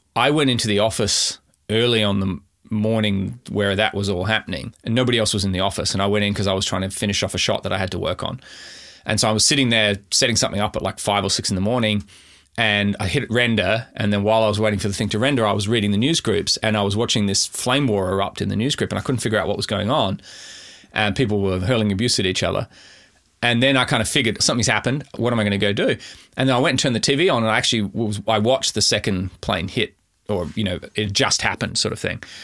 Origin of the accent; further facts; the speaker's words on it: Adelaide, South Australia, Australia; moved away as an adult; also born or lived in Canberra; now in Melbourne, Australia; I grew up in Adelaide, specifically in the Adelaide Hills.